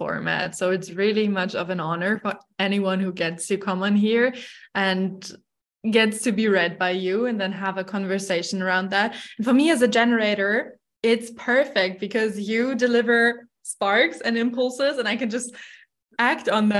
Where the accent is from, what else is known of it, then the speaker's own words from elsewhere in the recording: Germany; moved away as an adult; now in Dubai, United Arab Emirates; I'm from Germany